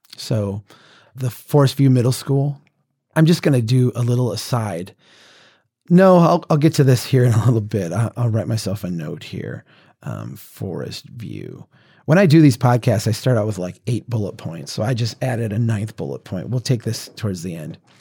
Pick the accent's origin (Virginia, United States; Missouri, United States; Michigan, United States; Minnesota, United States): Minnesota, United States; central; here in my hometown